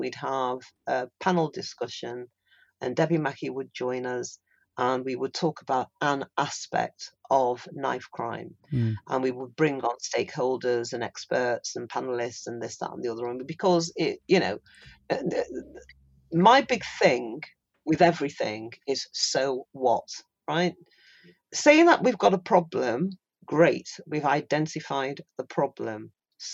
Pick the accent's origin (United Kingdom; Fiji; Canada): United Kingdom; We are British. We're born here.